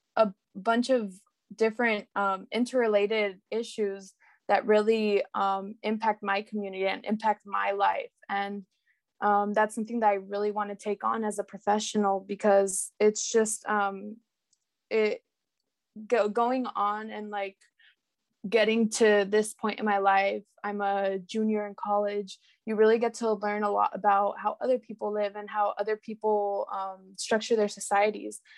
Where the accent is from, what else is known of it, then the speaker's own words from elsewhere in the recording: Salinas, California, United States; I'm from Salinas, California, which is in the Central